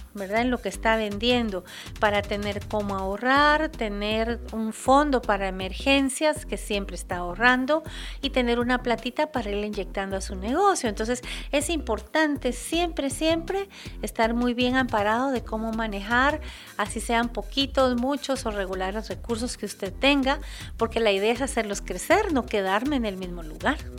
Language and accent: Spanish; Guatemala; nuestro país, es ah, nuestro compromiso como guatemaltecos